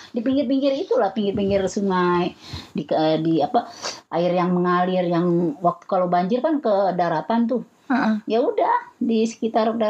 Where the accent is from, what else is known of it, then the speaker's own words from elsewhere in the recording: Kalibata, Jakarta, Indonesia; Eh, kampungnya di Pulau Kalibata.